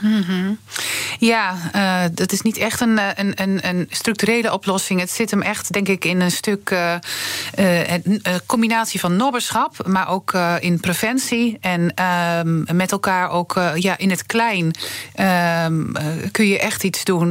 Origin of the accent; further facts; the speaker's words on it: Twente, Overijssel, Netherlands; ik kom uit Twente